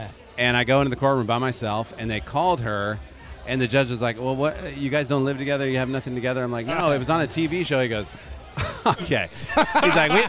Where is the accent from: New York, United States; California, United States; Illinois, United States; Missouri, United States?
California, United States; Elk Grove; also born or lived in Sacramento / Davis; I grew up in Elk Grove.